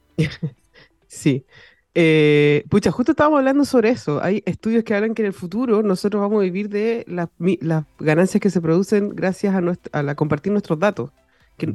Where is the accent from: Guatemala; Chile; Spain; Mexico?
Chile; also born or lived in United States; yo cuando nací estaba en Estados Unidos, entonces como que ahí ya estaba todo. Pero obviamente como guagua no tenía idea qué, qué, estaba pasando, pero sí me traje la taripa para Chile